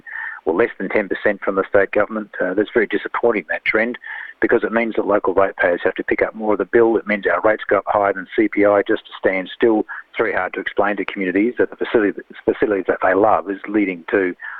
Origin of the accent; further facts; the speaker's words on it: South Australia, Australia; my home state of South Australia